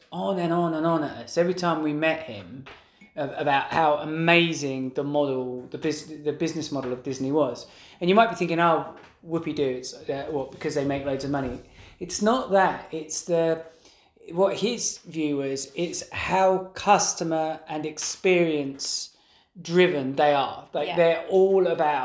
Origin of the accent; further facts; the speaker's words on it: England, United Kingdom; we're obviously from England